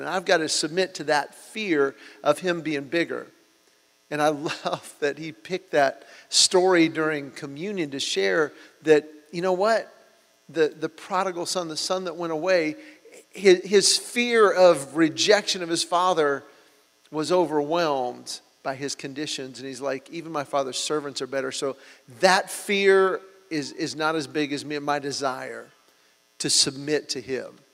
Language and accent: English; Georgia, United States; we're from Georgia